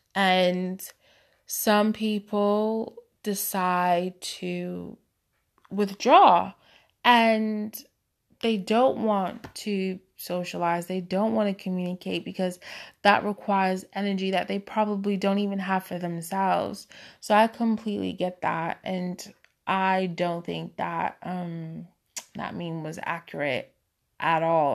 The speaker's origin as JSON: {"language": "English", "town": "Boston", "region": "Massachusetts", "country": "United States", "moved": "yes", "lives_now": "United Kingdom", "said": "I'm originally from Boston, but I currently reside in the U K"}